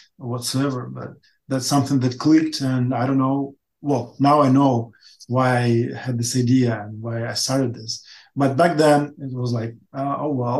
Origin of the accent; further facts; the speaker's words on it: Ukraine; English is a second language; also born or lived in Russia; I came back to Ukraine, to my hometown